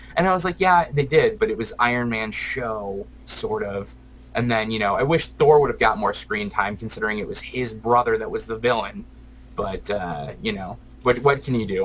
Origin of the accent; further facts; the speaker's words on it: Midwest, United States; I'm I'm a tried and true Midwesterner.